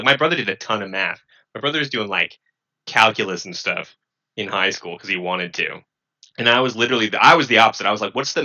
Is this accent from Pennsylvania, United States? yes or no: no; Rancho Cucamonga, California, United States; also born or lived in San Bernardino; I'm living in Rancho Cucamonga.